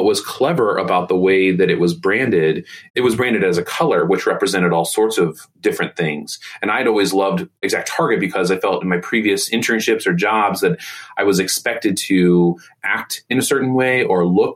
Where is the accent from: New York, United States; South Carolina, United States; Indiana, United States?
Indiana, United States; Indianapolis; When I grew up here in Indy